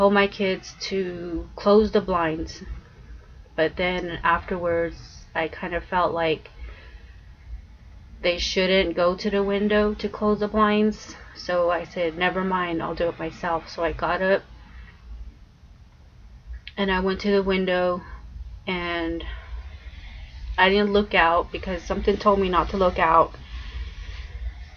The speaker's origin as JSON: {"language": "English", "area": "Four Corners area", "region": "New Mexico", "country": "United States", "tie": "born or raised there", "said": "I am from New Mexico. Four Corners area. I'm from the Four Corners and I was raised there."}